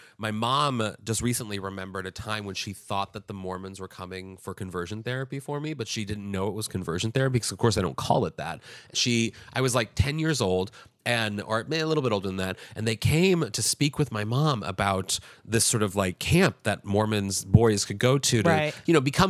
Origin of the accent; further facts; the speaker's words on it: Kirkwood, Missouri, United States; Missouri. Yeah, yeah. I graduated from my hometown.